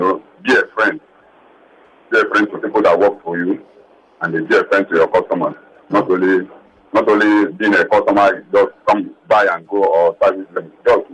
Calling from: Lekki, Lagos, Nigeria; I had called earlier in the previous segment.

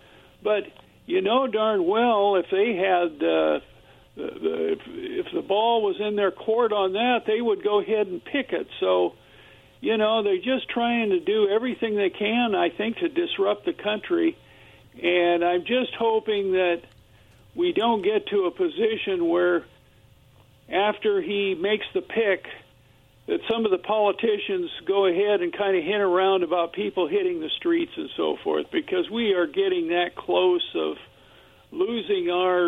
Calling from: Kennewick, Washington, United States; Yeah, this is … here from Kennewick.

